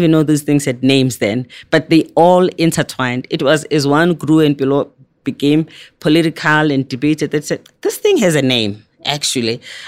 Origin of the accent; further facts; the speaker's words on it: South Africa; we had lots of political prisoners in South Africa. We had lots of people that were in exile.